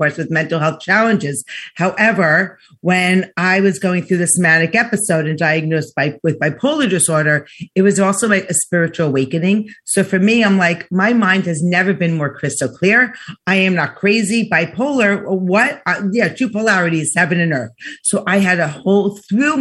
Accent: New York, United States; I'm from New York

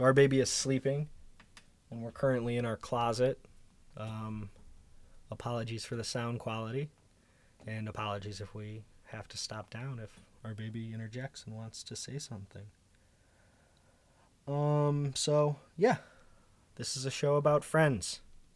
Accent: Chicago, Illinois, United States; I'm from Chicago. I did improv at Second City when I was a teenager. I did stand-up for a couple of years in Chicago. Did some acting when I was a child

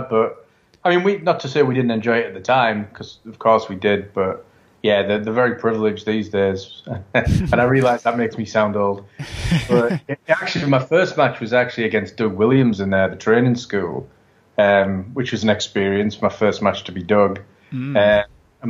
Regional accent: England, United Kingdom; I'm English

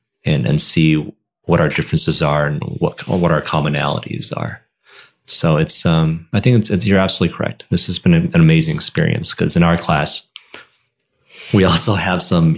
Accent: Michigan, United States; I'm from Michigan.

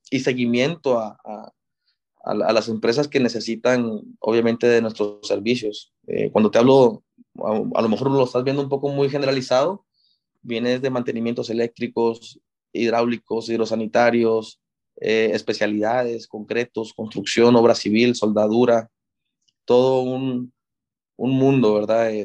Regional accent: Monterrey, Nuevo León, Mexico; la, mitad fue en, Monterrey, mi ciudad de origen, y la otra mitad aquí fue en la Universidad Americana.

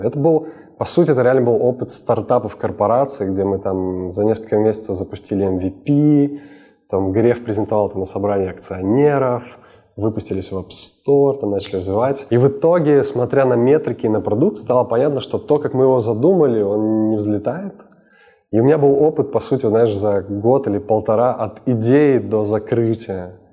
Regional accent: Sakhalin Oblast, Russia; moved away as an adult; now in Moscow, Russia; Я родился на Сахалине.

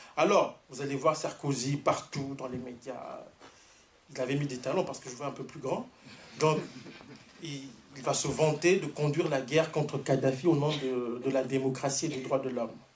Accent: Canada; je suis canadien

